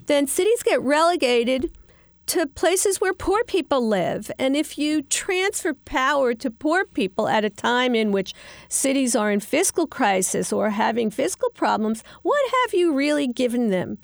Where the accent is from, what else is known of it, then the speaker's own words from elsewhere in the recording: New York City, New York, United States; the neighborhoods like where I grew up in Queens